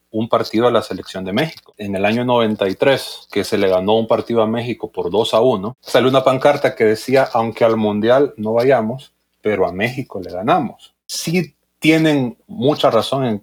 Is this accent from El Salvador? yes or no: yes; El Salvador; El Salvador, acá en Centroamérica.